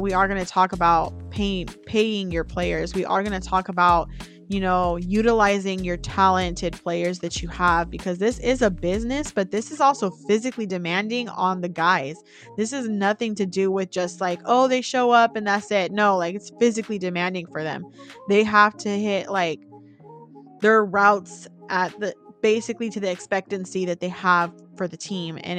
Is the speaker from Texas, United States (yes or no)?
no; Bay Area, California, United States; I was born in the Bay Area